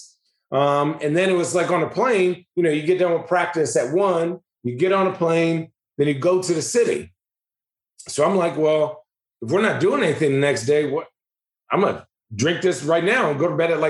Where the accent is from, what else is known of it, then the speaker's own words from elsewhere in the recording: Arizona, United States; I'm from Arizona